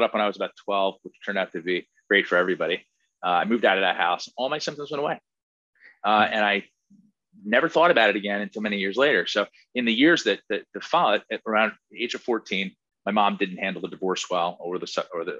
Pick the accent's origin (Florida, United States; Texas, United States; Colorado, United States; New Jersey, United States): New Jersey, United States; Princeton Junction; I grew up in a little town next to Princeton, New Jersey, called Princeton Junction